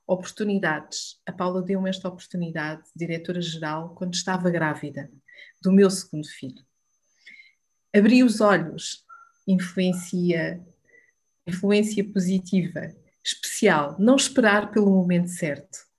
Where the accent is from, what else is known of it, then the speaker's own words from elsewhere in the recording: Alcobaça, Leiria District, Portugal; Sou de Alcobaça, estudei licenciatura em serviço social